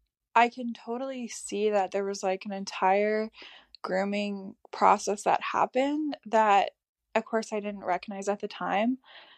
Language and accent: English; Canada; My parents are divorced. I grew up like in Canada.